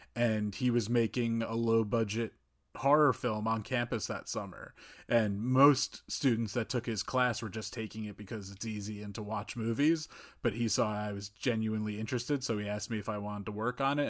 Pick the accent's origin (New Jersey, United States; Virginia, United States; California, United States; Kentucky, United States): New Jersey, United States; North; I grew up in North New Jersey